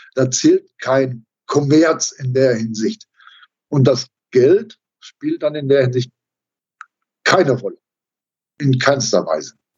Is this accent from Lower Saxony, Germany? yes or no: no; Dorsten, North Rhine-Westphalia, Germany; in meinem Heimatort in Dorsten